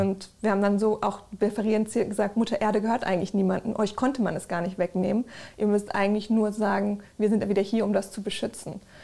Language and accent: German; Germany; so aufgewachsen in Deutschland, Europa